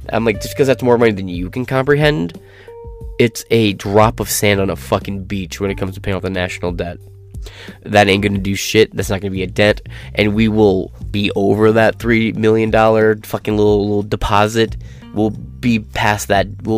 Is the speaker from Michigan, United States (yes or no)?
yes; Michigan, United States; I'm from Michigan